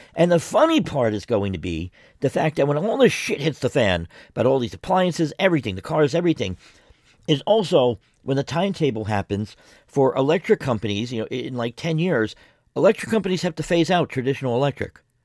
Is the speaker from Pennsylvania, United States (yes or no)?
no; New York City, New York, United States; moved away; I'm originally from New York City, from the Bronx